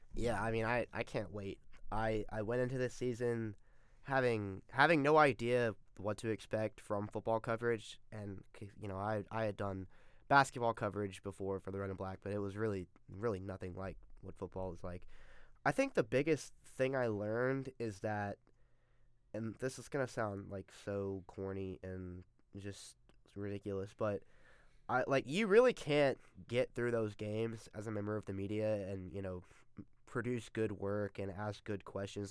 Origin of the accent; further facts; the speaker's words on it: Atlanta, Georgia, United States; I'm from Atlanta and I used to, as a kid, go to every Tech game that was played in Atlanta. And then also, I had my high school graduation there.